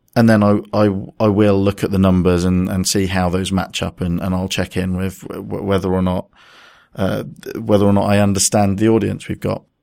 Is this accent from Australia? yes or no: no; United Kingdom; we're mostly British